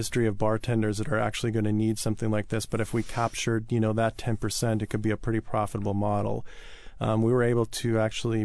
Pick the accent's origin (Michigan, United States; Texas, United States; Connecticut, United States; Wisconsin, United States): Wisconsin, United States; Wausau; moved away as an adult; also born or lived in Los Angeles; now in Seattle, United States; I actually originally come from Wisconsin.